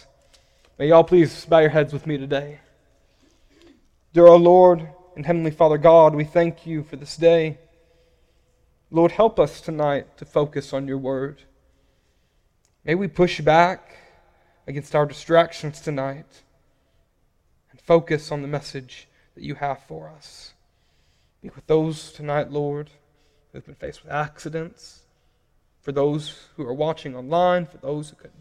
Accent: Paragould, Arkansas, United States; now in Louisville, United States; I'm originally from a small town called Paragould, Arkansas.

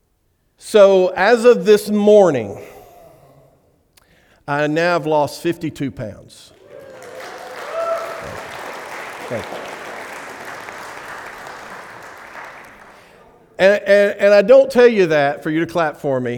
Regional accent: Alabama, United States; I'm from Alabama

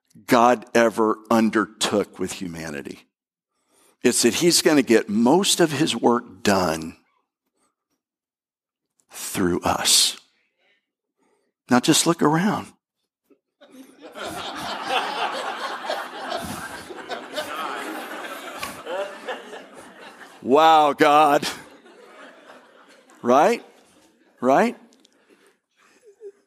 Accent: Bradenton, West Palm Beach, Florida, United States; we moved from Bradenton to West Palm Beach

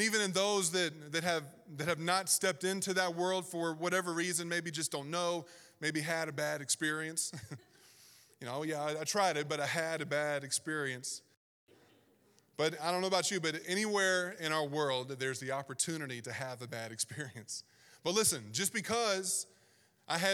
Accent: Southern Virginia, United States; moved away as an adult; also born or lived in Pacific Northwest; I grew up born and raised in Southern Virginia

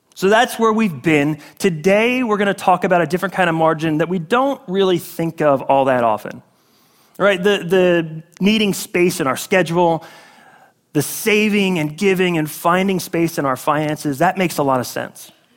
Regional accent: Northeast, United States; now in Florida, United States; I'm from the Northeast

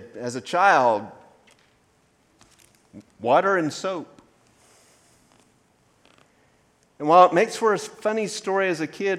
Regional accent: Maysville, United States; also born or lived in Dry Pond; before we moved to what I consider my hometown of Maysville, we lived in a community called Dry Pond

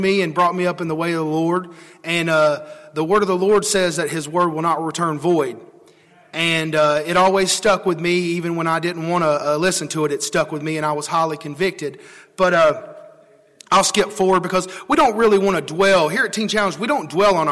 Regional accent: Trinity, North Carolina, United States; I'm from Trinity. I don't know if y'all know where that is. That's a small little town near Greensboro.

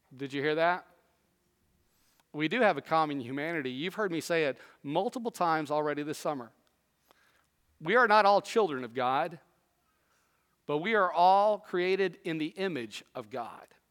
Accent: Southwest, United States; moved away; also born or lived in East Tennessee; I grew up in the Southwest.

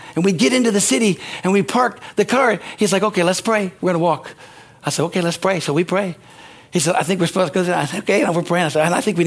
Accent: United States; I'm an American.

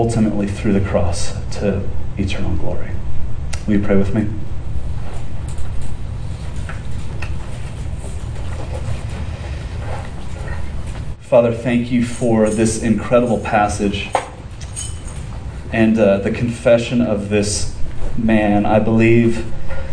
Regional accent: Southern California, United States; we grew up in Southern California

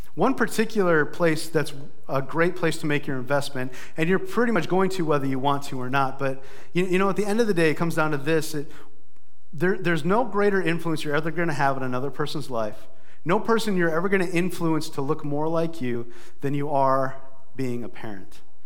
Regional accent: Brookings, South Dakota, United States; also born or lived in Sioux Falls, South Dakota; my hometown of Brookings

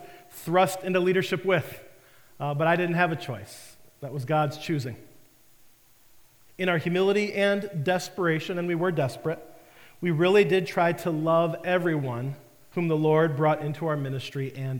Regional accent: Detroit, Michigan, United States; moved away; I was living in the Detroit area. I was back home from the Marine Corps

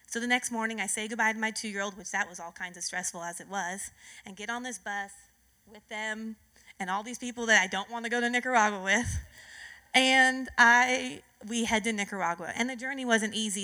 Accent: California, United States; I was born and raised in California

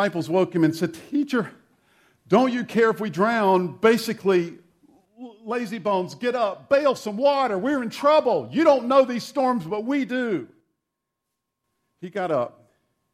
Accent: South Carolina, United States; the church I grew up in South Carolina

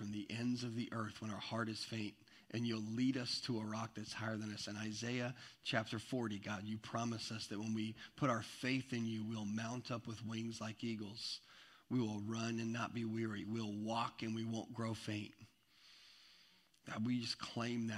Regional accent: Eastern Washington, United States; moved away; I'm from Eastern Washington, where I spent a big chunk of my life is in Eastern Washington

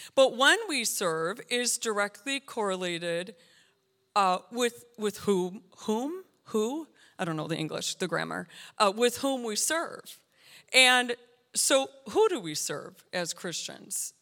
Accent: United States

